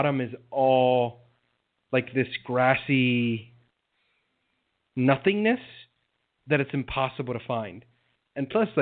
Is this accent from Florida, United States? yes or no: yes; South Florida, United States; I grew up Cuban in South Florida